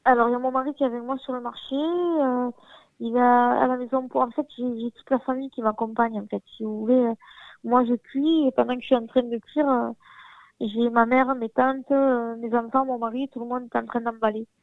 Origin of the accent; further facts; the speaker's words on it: Arles, Provence-Alpes-Côte d'Azur, France; je suis née dans un quartier populaire de la ville, donc je suis d'Arles aussi